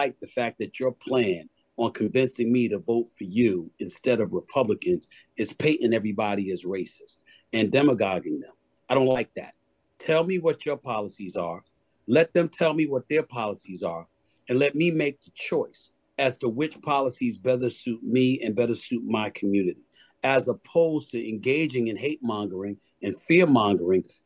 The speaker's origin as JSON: {"language": "English", "town": "New York City", "region": "New York", "country": "United States", "tie": "born or raised there", "also_born_or_lived": "Bronx, New York City", "said": "I am born and raised. I was born in the Bronx, raised in Hollis, Queens, New York City"}